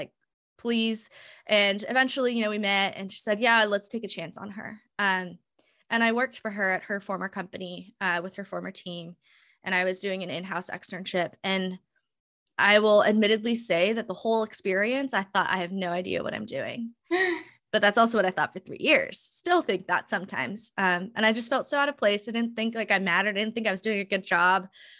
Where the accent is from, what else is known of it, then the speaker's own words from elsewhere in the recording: Hawaii, United States; worked with schools in the South and in the Midwest, which very different than what I grew up in Hawaii.